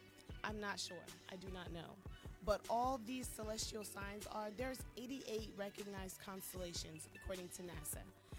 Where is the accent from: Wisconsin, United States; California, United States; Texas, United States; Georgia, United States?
California, United States; also born or lived in Johnson County; I grew up in different parts of California. Both my parents are Air Force.